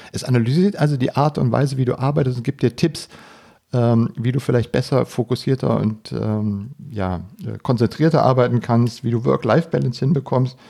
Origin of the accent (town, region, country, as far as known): Germany